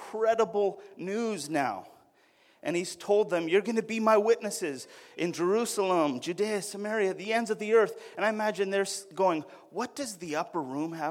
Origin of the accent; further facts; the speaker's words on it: Alberta, Canada; I'm from Alberta